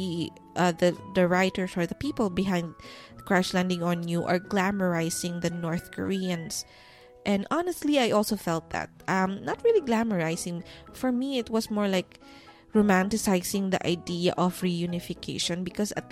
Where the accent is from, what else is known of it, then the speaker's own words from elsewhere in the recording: Philippines; that's me being Filipino